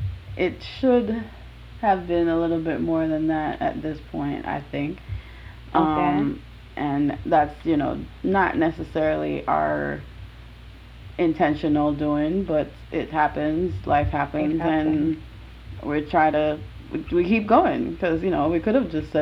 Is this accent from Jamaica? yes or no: yes; Jamaica; Every time I tell somebody I'm Jamaican, they're like, oh, you don't have an accent.